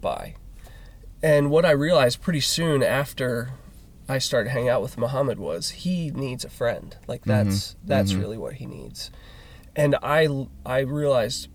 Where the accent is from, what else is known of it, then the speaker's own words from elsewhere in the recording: United States; an American